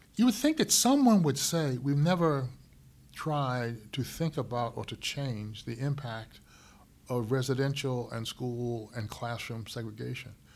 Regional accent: Syracuse, New York, United States; growing up in Syracuse

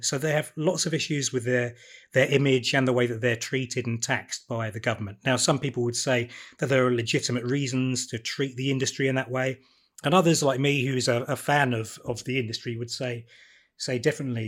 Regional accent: Broadstairs, South East England, United Kingdom; I grew up in Broadstairs, so, uh, Edwardian seaside town on

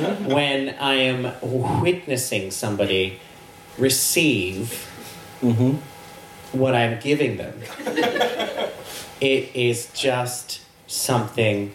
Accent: Australia; I'm Australian

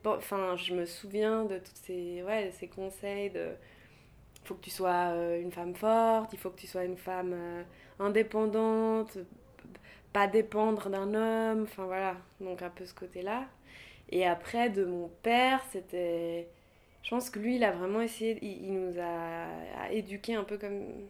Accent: Geneva, Switzerland; je suis née à Genève

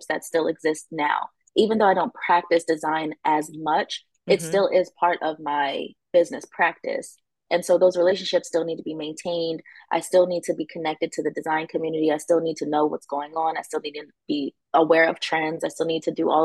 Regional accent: Wilmington, United States; I am from Wilmington

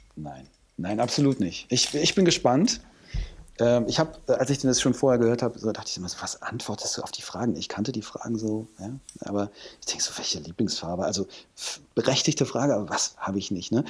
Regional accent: Hürth, North Rhine-Westphalia, Germany; moved away as an adult; also born or lived in Cologne; now in Hamburg, Germany; in dem Vorort von Köln, wo, wo ich herkomme

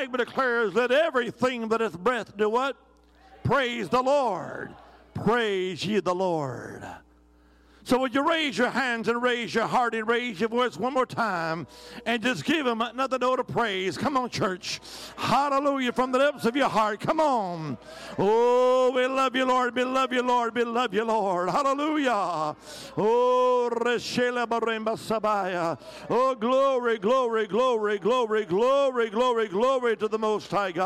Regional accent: Alabama, United States; originally, I'm from the Holy Land. I am. Alabama

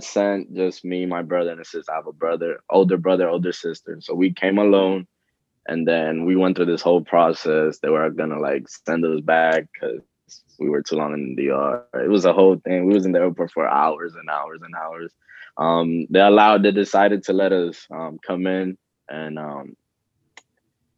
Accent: Miami, Florida, United States; also born or lived in Dominican Republic; I was 10 years old around when I came to Miami. I was raised in a not so good neighborhood. People that are from Miami, they know Opa-locka. It's kind of like a tough neighborhood. So I grew up there

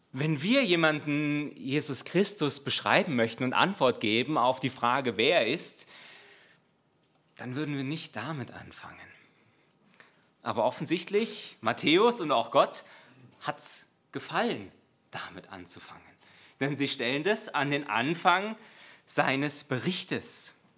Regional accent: Germany; als Deutscher

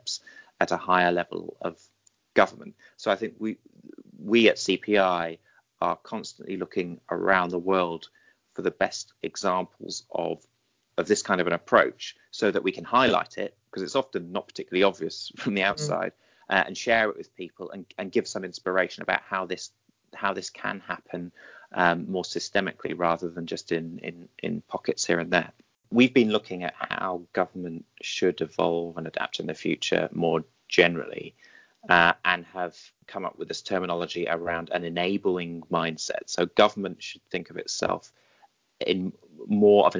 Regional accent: United Kingdom; I'm British

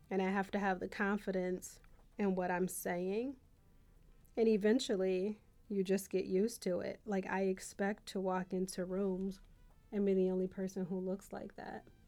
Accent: Buffalo, New York, United States; I was from Buffalo

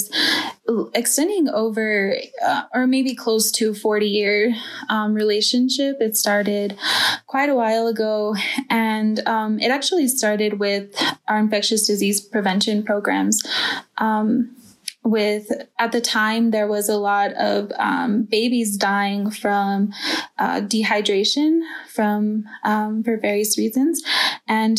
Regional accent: Nambe Pueblo, New Mexico, United States; moved away as an adult; now in Chinle, United States; I'm from Nambe Pueblo, New Mexico.

